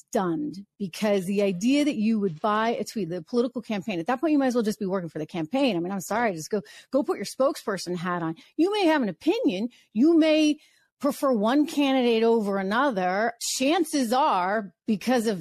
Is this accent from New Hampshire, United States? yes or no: yes; New Hampshire, United States; I grew up in New Hampshire